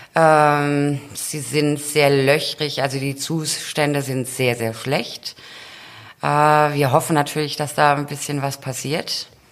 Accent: near Heidelberg, Baden-Württemberg, Germany; now in Westerland, Germany; Also wir kommen ja aus, äh, aus der Nähe von Heidelberg

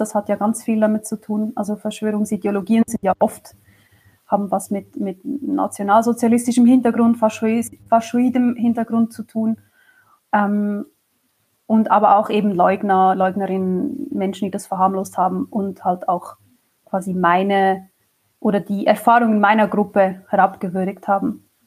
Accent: Switzerland; ich komme aus der Schweiz

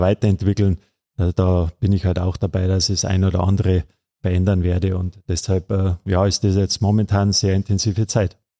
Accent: Miesbach, Bavaria, Germany; Ich bin ja gebürtiger Missbacher

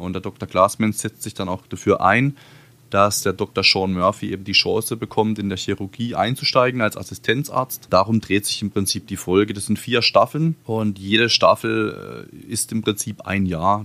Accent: Baden-Württemberg, Germany; bei uns in Baden-Württemberg

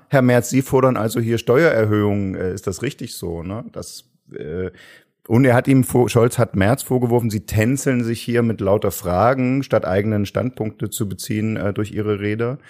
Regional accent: Saxony, Germany; Ich bin ja selbst aus Sachsen

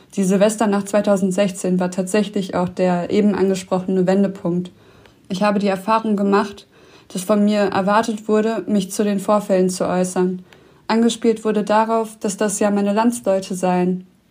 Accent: Düsseldorf, North Rhine-Westphalia, Germany; ich selbst, ich wurde doch in Düsseldorf geboren

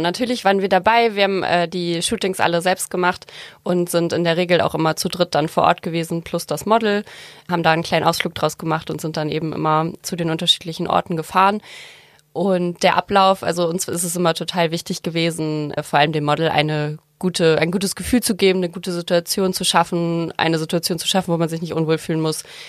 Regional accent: Heide, Schleswig-Holstein, Germany; ich komme aus Heide

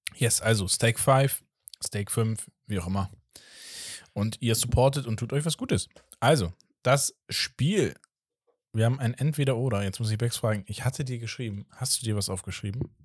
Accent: Portugal; als Portugiese

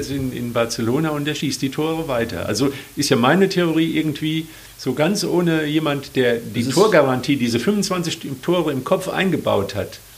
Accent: Cologne, North Rhine-Westphalia, Germany; du bist nicht so ein Erfolgsfan wie ich, ich bin Kölner, gell?

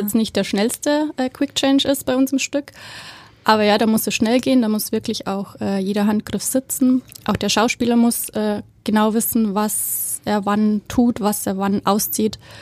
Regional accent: Bavaria, Germany; moved away as an adult; also born or lived in Berlin; now in Hamburg, Germany; ich komme aus Bayern. ähm, hört man vielleicht so ein bisschen

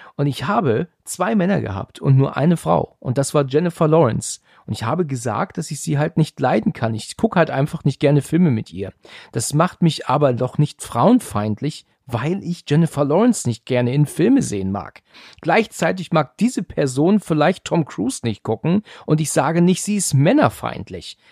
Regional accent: near Frankfurt, Hesse, Germany; also born or lived in Husum, Schleswig-Holstein; ich bin im Juli 1980 in Husum an der Nordsee geboren und bin aber schon seit 1988 in Hessen in der Nähe von Frankfurt

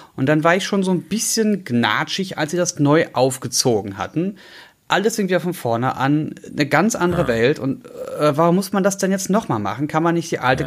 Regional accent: Berlin, Germany; ich bin Berliner geboren

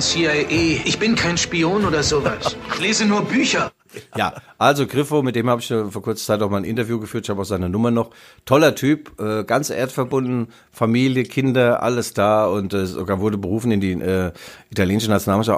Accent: Germany; Darmstadt ist ja in der Nähe meiner Heimat.

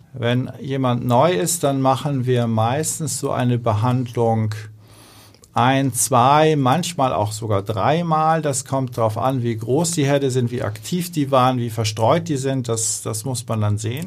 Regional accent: Hamburg, Germany; ich bin, bin eigentlich ein Hamburger Jung

